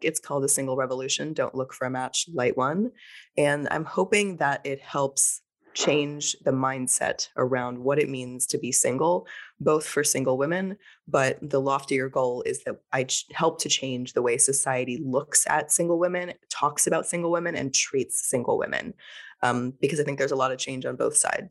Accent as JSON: {"language": "English", "region": "Texas", "country": "United States", "tie": "born or raised there", "moved": "yes", "lives_now": "New Orleans, United States", "said": "I grew up in Texas"}